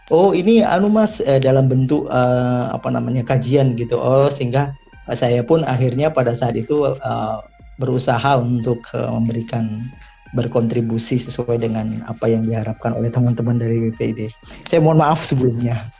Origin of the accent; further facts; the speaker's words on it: Malang, East Java, Indonesia; Saya dari Malang, Mas.